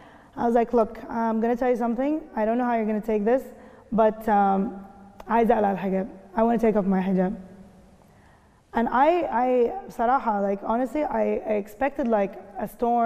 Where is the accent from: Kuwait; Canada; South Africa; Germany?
Kuwait; now in Dubai, United Arab Emirates; I mean, I grew up in the Gulf, so I know. In Kuwait, it's also different